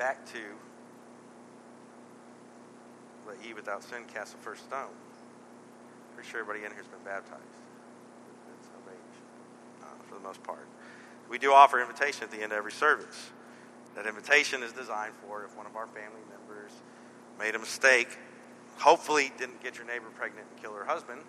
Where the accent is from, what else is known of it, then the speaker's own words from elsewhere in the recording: Texas, United States; moved away; This church is the only reason why we stayed in this part of the world. We're both from Texas